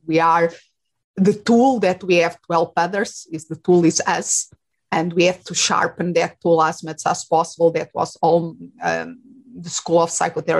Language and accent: English; Portugal; English is a second language; moved away as an adult; also born or lived in England / Spain; now in Phoenix, United States; I'm originally from Portugal. So I raised and I did my studies there.